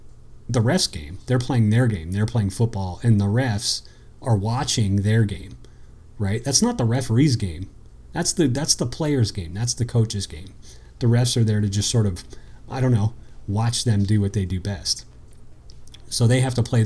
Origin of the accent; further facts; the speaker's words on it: United States; I grew up on the East Coast on the Maryland-Pennsylvania border